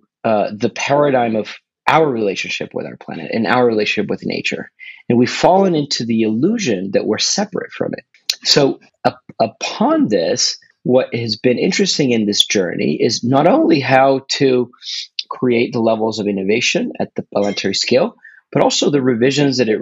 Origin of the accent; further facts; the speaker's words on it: Argentina; moved away; also born or lived in California; I'm originally from Argentina, but I studied in California